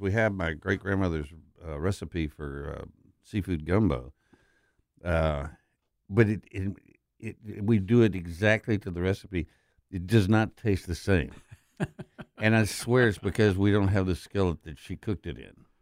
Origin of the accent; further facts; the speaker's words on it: West Texas, United States; I'm from West Texas, the most conservative place in the most conservative state in the country.